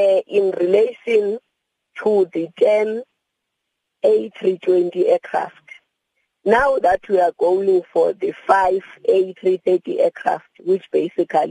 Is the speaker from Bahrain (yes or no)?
no; South Africa; as a South African